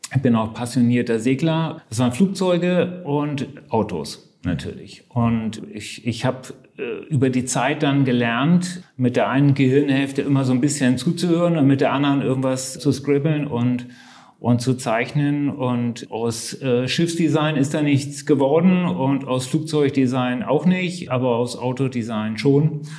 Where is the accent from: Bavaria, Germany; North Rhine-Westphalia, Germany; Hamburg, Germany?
Hamburg, Germany; moved away; ich bin Hamburger äh, und begeisterter Hamburger, liebe diese Stadt äh, und besuche sie sehr oft.